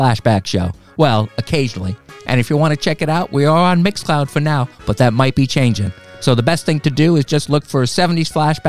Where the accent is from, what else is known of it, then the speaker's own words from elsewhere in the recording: United States; my home country, USA.